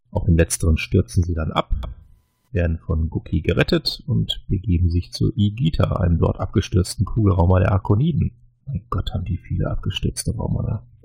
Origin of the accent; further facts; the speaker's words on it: North Rhine-Westphalia, Germany; born there; Ich glaube, als, als gebürtiger Niederrheiner würde ich ja jetzt Heuskes sagen